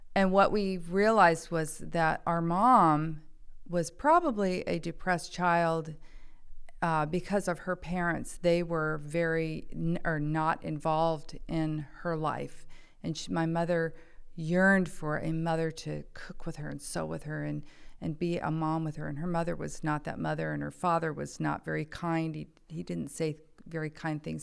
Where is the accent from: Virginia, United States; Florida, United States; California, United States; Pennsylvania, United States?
California, United States; Saratoga; also born or lived in Downey, California; I was actually born in Downey, California. Uh, when I was five, my dad got transferred up to the Bay Area, so I grew up in Saratoga, California